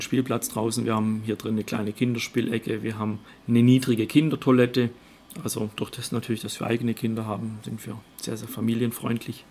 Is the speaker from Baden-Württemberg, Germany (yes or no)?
yes; Göppingen, Baden-Württemberg, Germany; also born or lived in Waldenbuch; ich bin gebürtig in Göppingen und meine Frau kommt aus Oberschwaben, aus Ravensburg